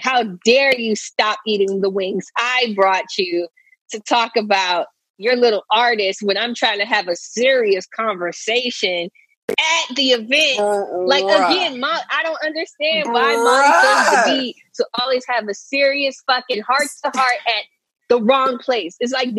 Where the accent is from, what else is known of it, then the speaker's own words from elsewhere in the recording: Philadelphia, Pennsylvania, United States; Nigga, I'm from Philly.